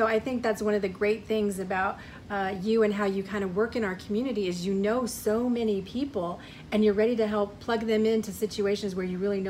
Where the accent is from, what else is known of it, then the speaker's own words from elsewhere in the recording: Colorado, United States; first language English; I'm like maybe 8th generation Coloradoan. I am monolingual English and unfortunately the Spanish language ends with my generation.